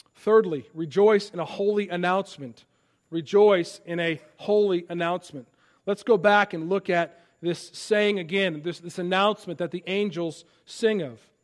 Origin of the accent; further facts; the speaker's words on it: Palatine, Illinois, United States; moved away; my hometown, Palatine, Illinois